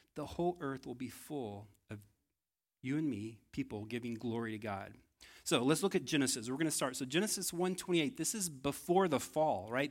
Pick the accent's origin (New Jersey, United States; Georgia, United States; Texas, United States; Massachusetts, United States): Texas, United States; I think I failed as a Texan